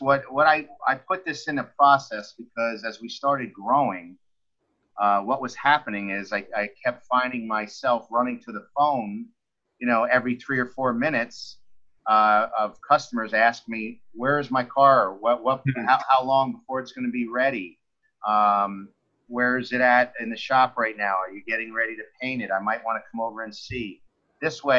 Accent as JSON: {"language": "English", "town": "Mahopac", "region": "New York", "country": "United States", "tie": "born or raised there", "also_born_or_lived": "Bronx, New York", "moved": "yes", "lives_now": "Florida, United States", "said": "I was actually born in the Bronx, and then when I was born, my father did not want to raise us in the Bronx. So he moved us to a town upstate called Mayapack"}